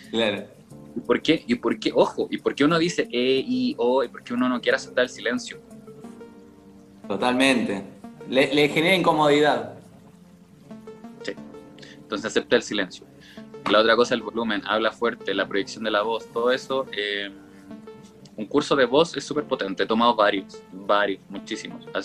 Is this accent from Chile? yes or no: yes; Chile; accent: Chilean; hablaba así como que no pronunciaba, no modulaba nada, hablaba muy como chileno, no se me entendía en nada